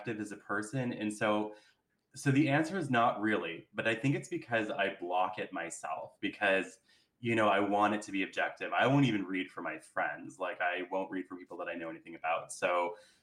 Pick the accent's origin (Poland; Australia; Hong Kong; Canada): Canada; Carleton Place, Ontario; I was in a small town where I grew up in Carlton Place.